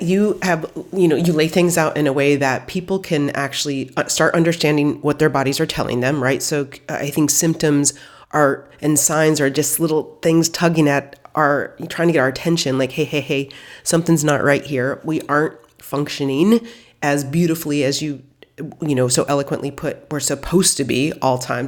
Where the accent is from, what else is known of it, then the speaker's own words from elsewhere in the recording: Midwest, United States; I grew up in the Midwest